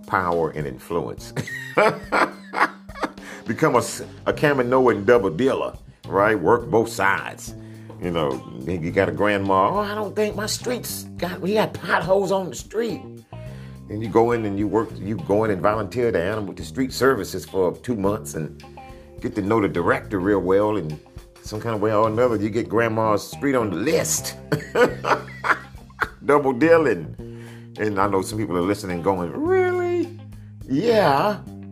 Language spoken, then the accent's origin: English; Dickinson, Texas, United States; also born or lived in Sugar Land, Texas; I grew up in on Sunset in Moore's Edition, where it turns from black to not all black, integrated